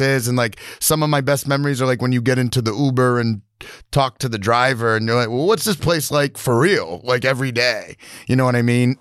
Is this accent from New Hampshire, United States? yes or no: yes; New Hampshire, United States; now in Milo, Maine, United States; I grew up in New Hampshire, I'd come up to Milo all the time, visit my grandparents